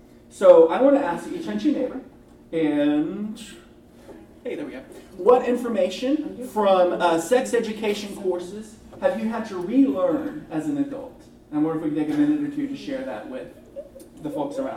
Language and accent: English; Texas, United States; now in Boston, United States; I'm from Texas originally